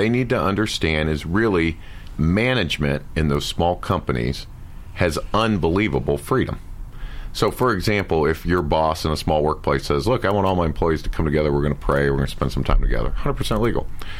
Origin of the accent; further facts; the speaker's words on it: Florida, United States; also born or lived in Ohio; I'm a Florida boy. Been here a long time and spent some time in Texas as well. So I'm Southern now.